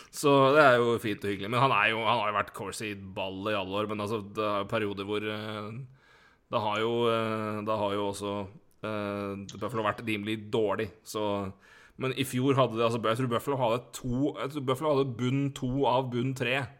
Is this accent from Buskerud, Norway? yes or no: no; Elverum, Innlandet, Norway; vi er fra Elverum begge